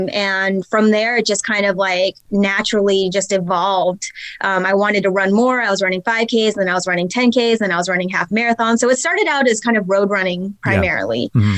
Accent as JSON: {"language": "English", "region": "North Carolina", "country": "United States", "tie": "born or raised there", "also_born_or_lived": "California", "said": "I'm from North Carolina. I grew up for the most part in North Carolina. Before that, my father was Air Force, so we actually traveled around a lot. I was born in California."}